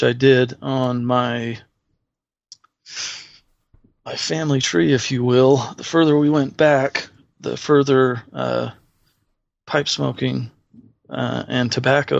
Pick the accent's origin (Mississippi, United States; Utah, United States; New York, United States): Utah, United States; Salt Lake City; also born or lived in Sacramento, California; My folks decided it was getting too busy in California and moved us out here into the middle of nowhere at the time, Salt Lake City, Utah.